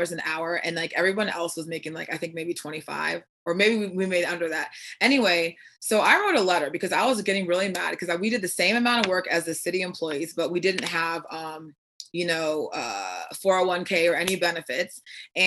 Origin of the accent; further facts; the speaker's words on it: Virginia, United States; moved away as an adult; now in Arizona, United States; I'm originally from Virginia, and I moved here 5 years ago